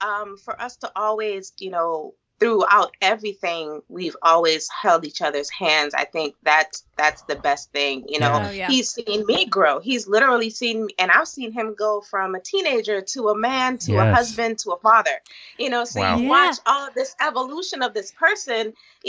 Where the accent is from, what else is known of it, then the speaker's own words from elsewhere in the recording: U.S. Virgin Islands; We're both originally from the Virgin Islands.